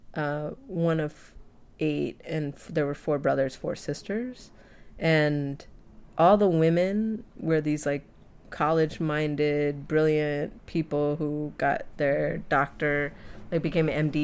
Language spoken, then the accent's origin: English; United States; growing up in the States